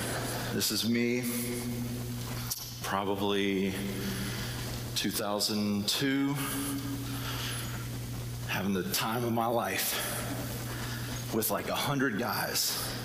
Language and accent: English; the South, United States; the accent that I don't have, but I grew up in the South.